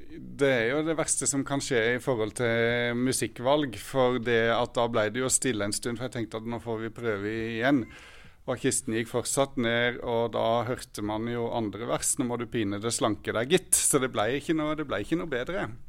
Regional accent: Sørlandet, Norway; now in Oslo, Norway; født og oppvokst på Sørlandet

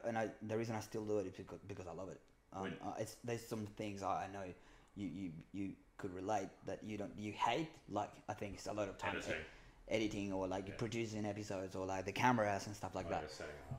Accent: Chile; English is a second language; moved away as an adult; now in Australia; I'm from Chile. I speak Espanol.

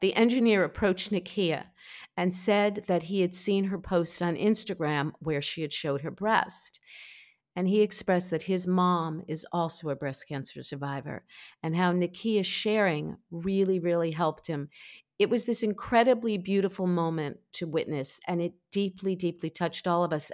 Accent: New York, United States; I'm a New Yorker

